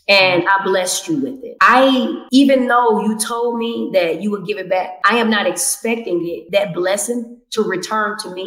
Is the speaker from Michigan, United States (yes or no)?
yes; Detroit, Michigan, United States; moved away as an adult; also born or lived in Hollywood; now in Los Angeles, United States; from Detroit